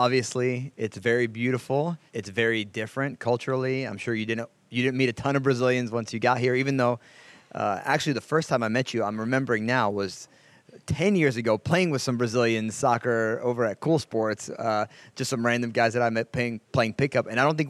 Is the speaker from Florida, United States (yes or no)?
no; New Jersey, United States; now in Knoxville, United States; In New Jersey, where I grew up